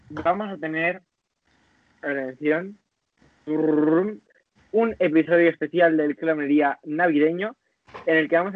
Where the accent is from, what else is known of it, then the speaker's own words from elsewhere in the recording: Ecuador; No, hija, no soy, no. Soy ecuatoriana